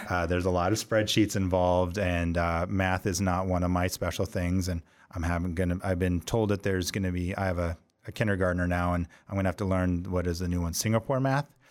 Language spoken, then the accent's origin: English; Montana, United States; moved away as an adult; also born or lived in Dallas; now in Washington, D.C., United States; I was from Montana